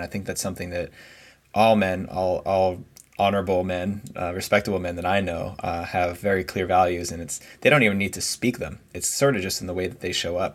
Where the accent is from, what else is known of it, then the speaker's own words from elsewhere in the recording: United States; moved away as an adult; also born or lived in New Jersey / New York City; now in California, United States; I grew up in New Jersey, New York City, and over the past five years living out in California